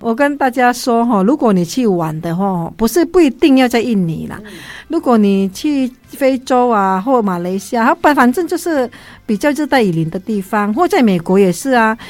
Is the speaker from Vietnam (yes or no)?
yes; Vietnam; 我们越南人